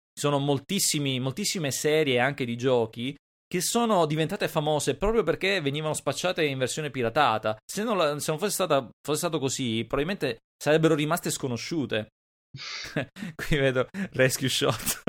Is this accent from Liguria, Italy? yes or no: no; Palermo area, Sicily, Italy; zone mie, cioè Palermo e dintorni